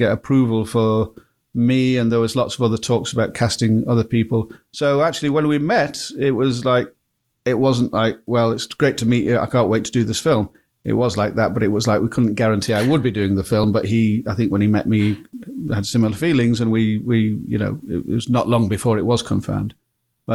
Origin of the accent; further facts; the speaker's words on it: Blackpool, North West England, United Kingdom; I'm from Blackpool